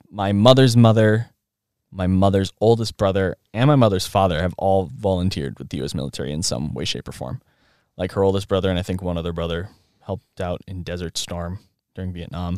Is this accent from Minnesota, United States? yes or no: yes; Rochester, Minnesota, United States; I was born in this area in so, southern Minnesota, Minnesota